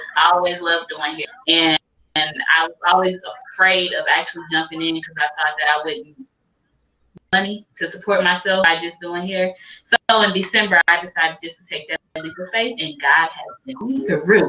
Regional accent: Detroit, Michigan, United States; also born or lived in Louisiana / Southgate, Michigan; I'm recording in Detroit, actually Southgate, but I'm from Detroit, born in Louisiana

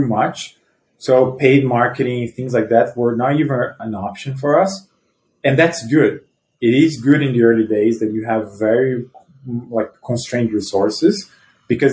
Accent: Brazil; moved away as an adult; now in United States; I'm originally from Brazil, I moved to the US 12 years ago

